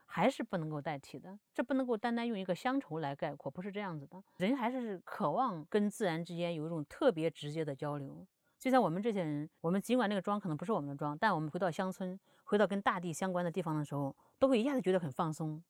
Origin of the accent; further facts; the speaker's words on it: Liangzhuang, a village in northern China, Henan, China; moved away; 我的家乡，就梁庄这样一个北方的一个普通村庄